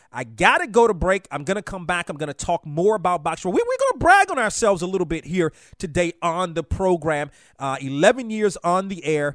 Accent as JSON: {"language": "English", "town": "Washington", "region": "District of Columbia", "country": "United States", "tie": "born or raised there", "said": "I grew up in Washington"}